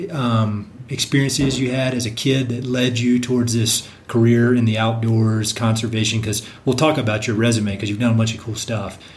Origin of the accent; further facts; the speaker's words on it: North Carolina, United States; I'm from North Carolina.